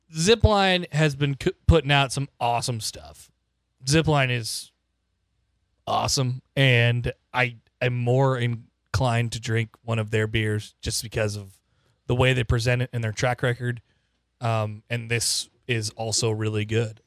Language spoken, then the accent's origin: English; Omaha, Nebraska, United States; moved away as an adult; now in Lincoln, United States; I grew up in Omaha.